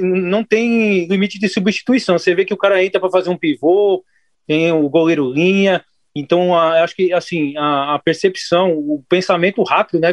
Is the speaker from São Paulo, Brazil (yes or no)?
yes; São Paulo, Brazil; moved away; eu sou paulista. Acho que todo mundo pensa que eu sou pernambucano, mas eu não sou pernambucano de Recife. Eu, eu sou paulista